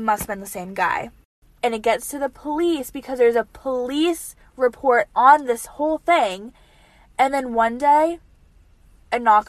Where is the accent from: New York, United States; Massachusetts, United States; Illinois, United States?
Massachusetts, United States; Boston; I was born in Newton Wellesley Hospital, but, like, born and raised in Boston. You know, like, grew up in Boston